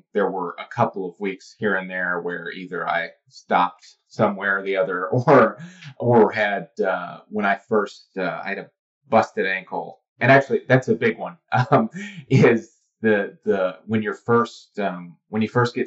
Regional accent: Cleveland, Tennessee, United States; moved away; I grew up in Cleveland, Tennessee, just outside of Chattanooga

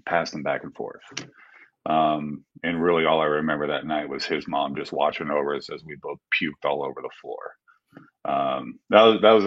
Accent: Simi Valley, California, United States; also born or lived in Panorama City, California; I was born in Panorama City and raised in Simi Valley, California

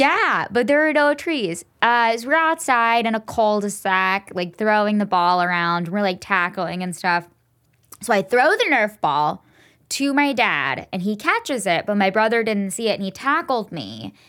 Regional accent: Enid, Oklahoma, United States; moved away; Enid, Oklahoma mall. It's where I grew up

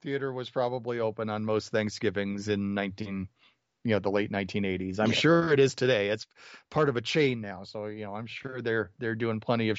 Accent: Illinois, United States; moved away; also born or lived in Peoria, Illinois; I'm originally from Illinois

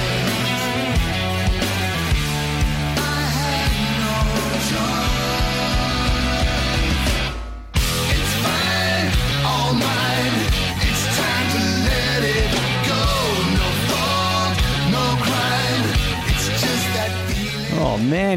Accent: Melbourne, Victoria, Australia; I grew up in Greensboro, which is, you know, just burbs, you know, 40 minutes out of Melbourne

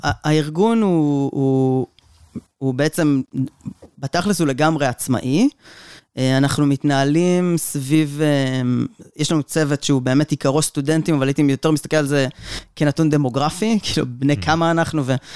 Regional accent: Omer, Southern District, Israel; also born or lived in Kibbutz Lahav; בגיל שנתיים כבר ההורים שלי עברו לעומר, ואת רוב הילדות שלי העברתי בעומר

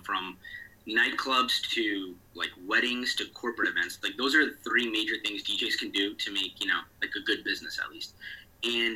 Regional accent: West Orange, New Jersey, United States; now in New York, United States; I'm from New Jersey. My family, born and raised in New Jersey. I live in New York right now

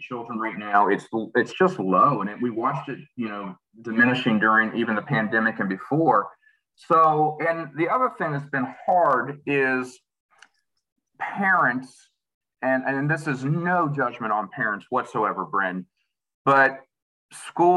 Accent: New Manchester, West Virginia, United States; I'm from Chester. Actually, New Manchester.

